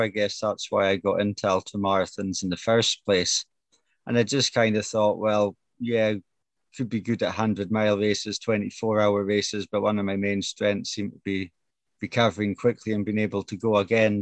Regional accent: Brora, Scotland, United Kingdom; I come from Brora, which is just 60 mile north of Inverness

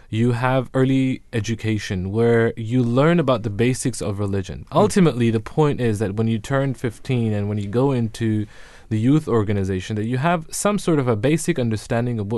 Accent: United Kingdom; I am British

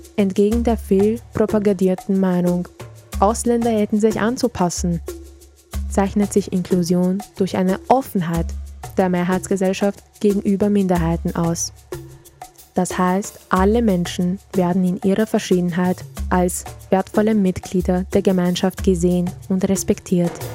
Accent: Vienna, Austria; also born or lived in Serbia; Kindergarten, Volksschule und Gymnasium. Wir beide haben unseren gesamten Bildungsweg in Österreich durchlaufen.

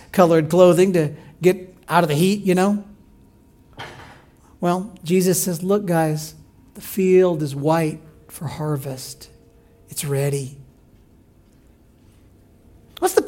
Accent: Illinois, United States; moved away; I grew up in Illinois

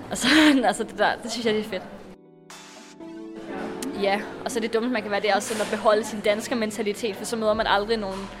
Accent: Varde, Southern Denmark, Denmark; moved away as an adult; now in Berlin, Germany; Jeg er 20 år gammel. Jeg kommer fra Varde i Jylland, men bor nu i Berlin.

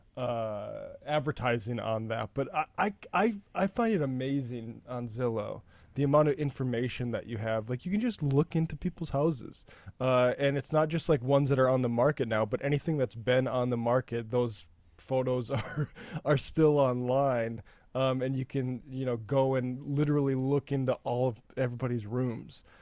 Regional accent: North Dakota, United States; growing up in North Dakota

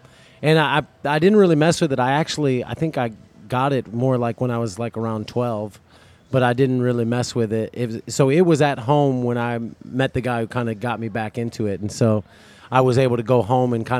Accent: Rockford, Illinois, United States; now in Destin, United States; Rockford, Illinois.

